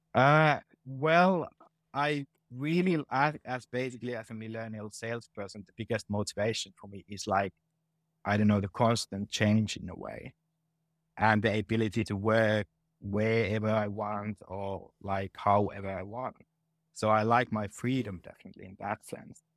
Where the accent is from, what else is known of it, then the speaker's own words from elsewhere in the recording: Finland; moved away as an adult; also born or lived in England / Denmark / Ireland / Netherlands; now in Helsinki, Finland; this is my home country